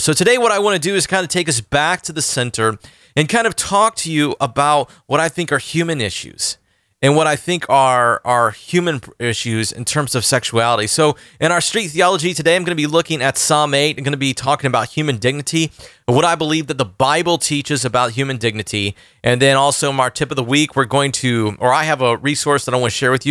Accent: Orlando, Florida, United States; Orlando, Florida, my hometown

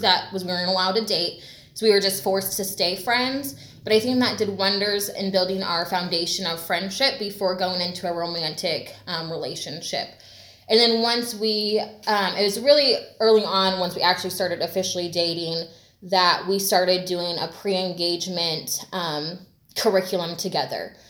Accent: Washington State outside of Seattle, United States; moved away; also born or lived in Bay Area, California / Southern California; I grew up in Washington State outside of Seattle.

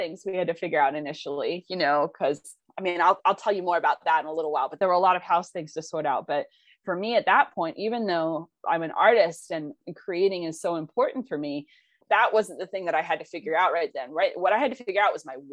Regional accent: Blue Ridge Mountains, North Carolina, United States; moved away; I grew up in North Carolina in the Blue Ridge Mountains.

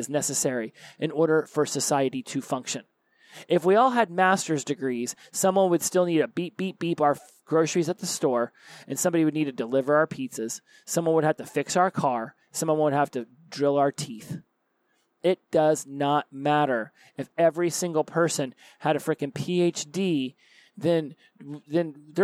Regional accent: the South, United States; I was raised in the South

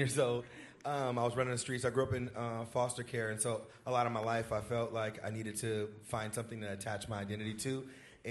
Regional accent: Fairfield, California, United States; moved away as an adult; also born or lived in Vallejo, California; now in Sacramento, United States; I grew up in Fairfield and Vallejo. I lived in both areas in foster care

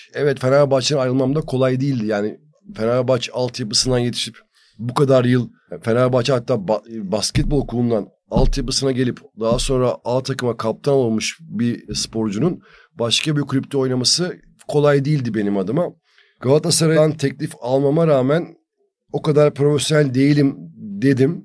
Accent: Turkey; bir Türk olarak

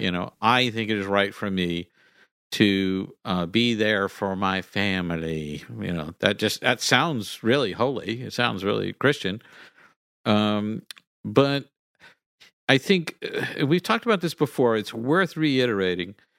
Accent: Galveston Bay, Texas, United States; I am part Cajun and I grew up, uh, you know, next to Galveston Bay.

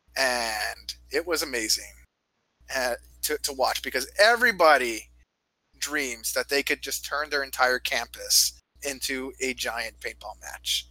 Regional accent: Canada; now in United States; I come from Canada

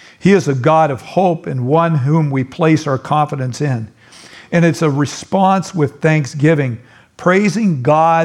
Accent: California, United States; I'm a Californian

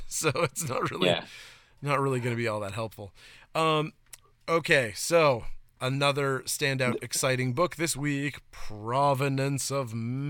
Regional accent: Maine, United States; If I remember properly from when I was growing up in Northern Maine.

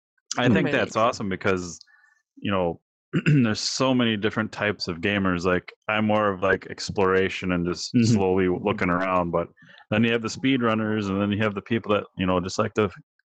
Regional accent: Wisconsin, United States; we're from Wisconsin?

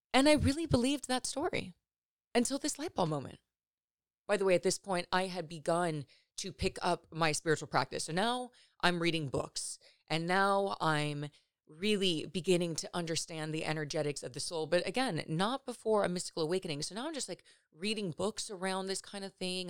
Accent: Los Angeles, California, United States; I'm from the Valley in Los Angeles

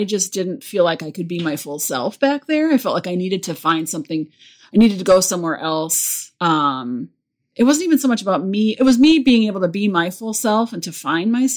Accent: Bloomington, Minnesota, United States; moved away; I grew up in Minnesota and I couldn't wait to get out

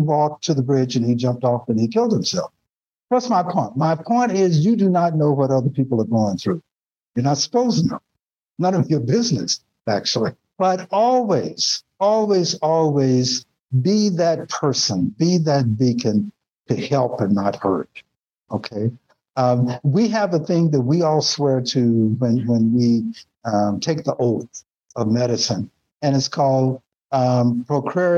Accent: Nashville, Tennessee, United States; moved away; also born or lived in Connecticut; it's the way I grew up in Nashville, down south.

